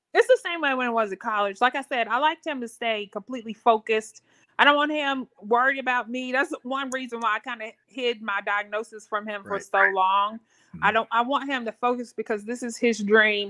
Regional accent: Richmond, Virginia, United States; moved away as an adult; also born or lived in Raleigh-Durham, North Carolina; now in Raleigh, United States; I'm originally from Richmond, Virginia, but came uh, here after high school, um, um, back to North Carolina.

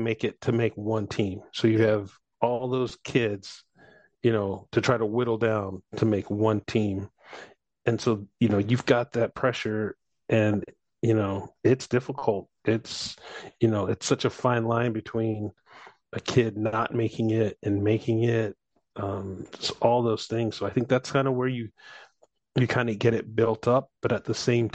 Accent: St. Louis, Missouri, United States; I grew up in St. Louis, so Blues fan

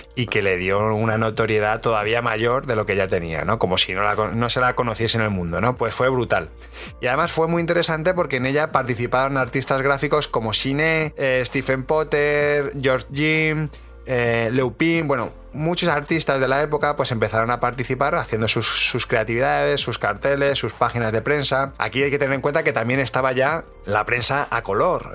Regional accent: Madrid, Community of Madrid, Spain; a mí como madrileño

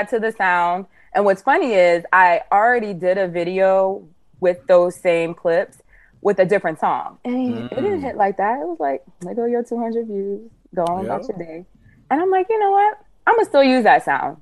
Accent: Monroe, Louisiana, United States; also born or lived in Illinois / Marrero, Louisiana; I'm a country girl from North Louisiana.

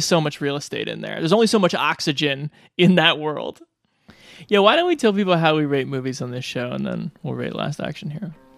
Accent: Omaha, Nebraska, United States; growing up in Omaha, Nebraska

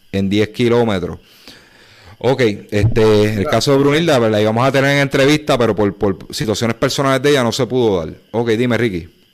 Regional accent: Humacao, Puerto Rico; now in Naguabo, Puerto Rico; soy de Humacao, pero estoy residiendo en Nahuabo

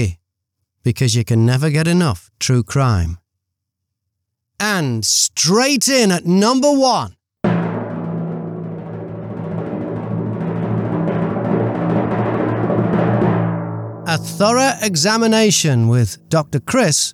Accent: North West England, United Kingdom; moved away; also born or lived in New Zealand / Australia; I'm British. I grew up in the northwest of England, but also lived in New Zealand and Australia.

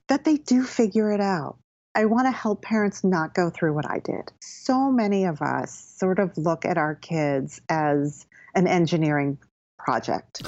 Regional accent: Connecticut, United States; moved away as an adult; also born or lived in Philadelphia / New York City; now in Bedford, United States; I grew up in Connecticut.

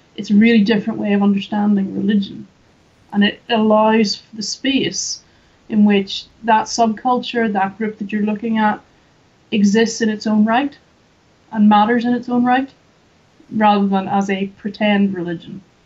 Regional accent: just outside Belfast, Northern Ireland, United Kingdom; I'm from Northern Ireland. So I grew up in just outside Belfast

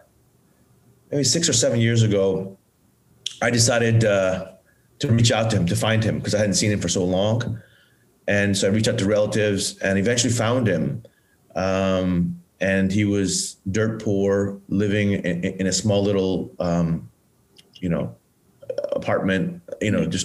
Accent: Bangkok, Thailand; moved away; also born or lived in Pattaya, Thailand / United States; I grew up in Thailand and I grew up in a well-to-do family when I was a young child. And my mom was a homemaker. I had a younger brother and we lived in Bangkok

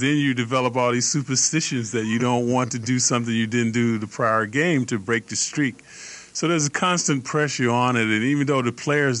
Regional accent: Atlanta, Georgia, United States; moved away as an adult; also born or lived in Illinois; I grew up in Atlanta, Georgia

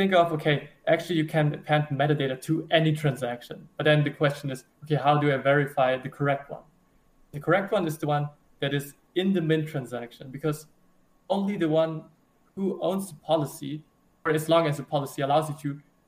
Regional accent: Germany; I'm from Germany.

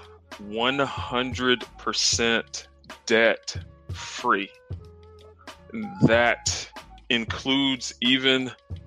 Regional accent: South Carolina, United States; I'm actually from the South. I'm from South Carolina. Grew up, got two siblings

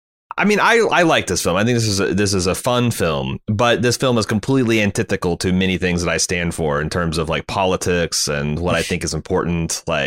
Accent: Indiana, United States; I came from Indiana, where we worship basketball

